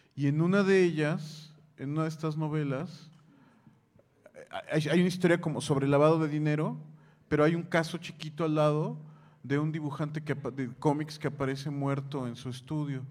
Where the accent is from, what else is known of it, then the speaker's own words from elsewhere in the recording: Mexico; vengo de México